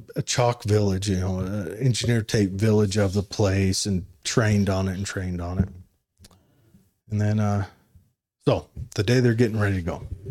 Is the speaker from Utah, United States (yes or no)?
yes; Utah, United States; I'm from Utah